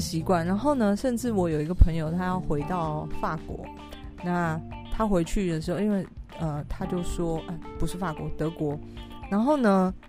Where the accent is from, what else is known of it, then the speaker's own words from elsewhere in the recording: Taiwan; 我是台湾人